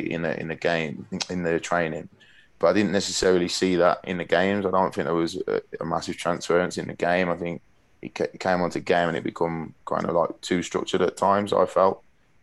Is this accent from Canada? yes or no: no; Birmingham, West Midlands, United Kingdom; we're from Birmingham